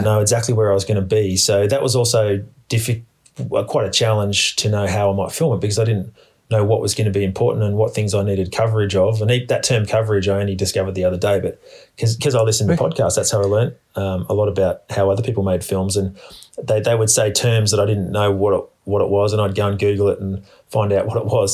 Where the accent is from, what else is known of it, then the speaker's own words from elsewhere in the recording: Australia; I grew up in Australia and I've got heaps of experience in the bush